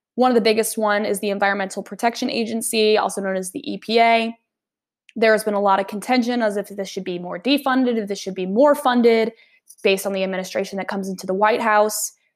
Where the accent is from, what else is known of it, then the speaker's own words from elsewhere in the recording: Nashville, Tennessee, United States; moved away as an adult; now in St. Louis, United States; I'm from Nashville, Tennessee